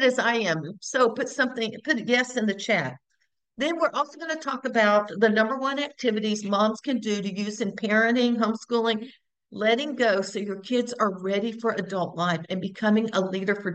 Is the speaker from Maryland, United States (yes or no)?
no; Houston, Texas, United States; also born or lived in Bryan, Texas; I am born and raised in Texas, born in Houston, now live in Bryan, Texas as well